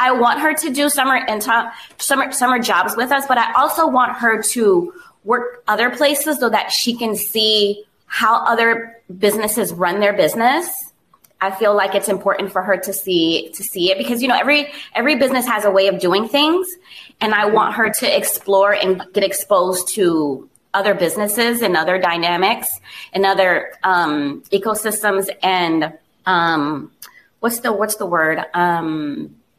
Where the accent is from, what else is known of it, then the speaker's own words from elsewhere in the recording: South Florida, United States; also born or lived in Miami; growing up in South Florida where there's diversity everywhere